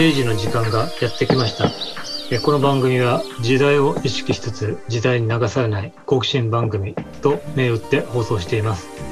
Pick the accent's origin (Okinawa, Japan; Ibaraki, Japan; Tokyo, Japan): Ibaraki, Japan; 僕、えっと、茨城県出身で今も茨城県に住んでるんですけれども